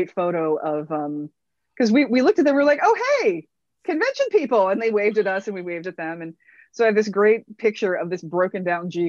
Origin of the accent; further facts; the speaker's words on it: Midwest, United States; I'm sorry if I made you uncomfortable, but I'm from the Midwest. And when I'm in a bar, I don't know any strangers.